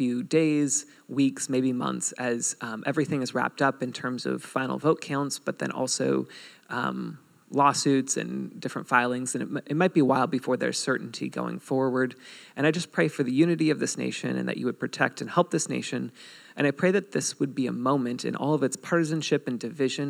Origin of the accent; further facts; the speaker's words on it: United States; we're all Americans